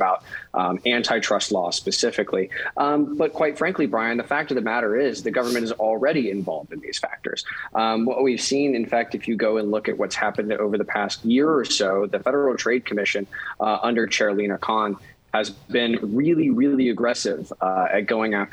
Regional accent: West Texas, United States; now in Washington, D.C., United States; I'm a kid born and raised in West Texas and came out to Washington, D.C.

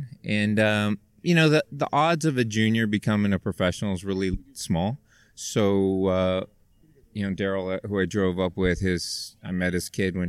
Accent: Bay Area, California, United States; I am from the Bay Area. I just raced the 55 plus. I'm a 60-year-old

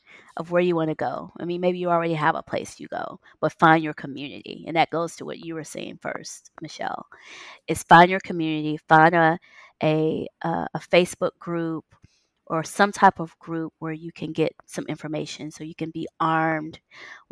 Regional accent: United States; moved away; It's so different from living in the U.S. We're so American trained.

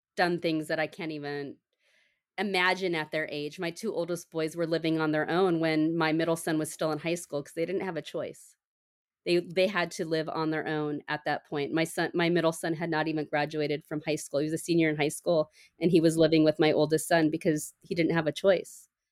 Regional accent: San Diego, California, United States; moved away as an adult; also born or lived in Minnesota / Portland; now I am from San Diego, we moved back to San Diego

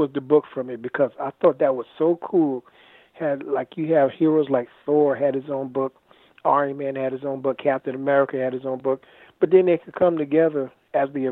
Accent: Asbury Park, New Jersey, United States; moved away as an adult; also born or lived in New York; now in Sumter, United States; We moved to New Jersey in 1968 when I was seven, and I lived there for the majority of my life until 2011, when I left Asbury Park

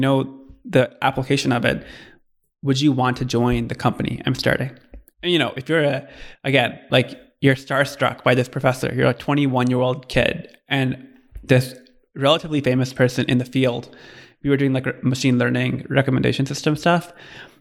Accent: Michigan, United States; moved away as an adult; also born or lived in California; my background is I grew up in Michigan and then came out to Stanford for undergrad

